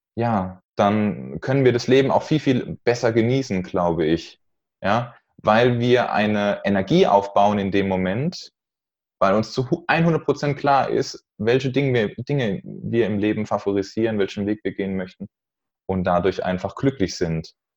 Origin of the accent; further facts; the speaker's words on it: Neustadt an der Weinstraße, Rhineland-Palatinate, Germany; Ich komme aus Neustadt an der Weinstraße